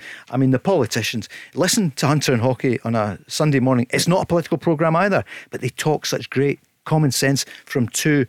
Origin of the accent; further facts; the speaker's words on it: Paisley, Scotland, United Kingdom; also born or lived in East Kilbride; We're from Europe, from Paisley area originally, Mark, and East Kilbride.